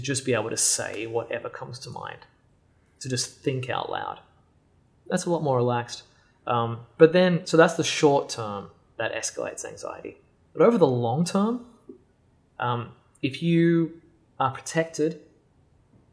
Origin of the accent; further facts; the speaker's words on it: Australia; moved away; I grew up in Australia, for the most part.